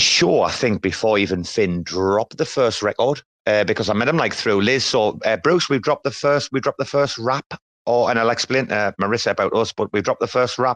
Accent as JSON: {"language": "English", "area": "about 90 km from the Scottish border", "region": "England", "country": "United Kingdom", "said": "I'm actually an Englishman"}